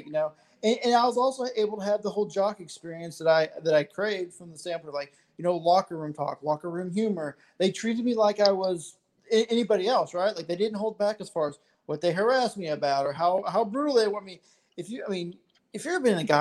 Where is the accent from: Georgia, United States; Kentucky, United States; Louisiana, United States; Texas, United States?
Texas, United States; I'm from Texas as well as y'all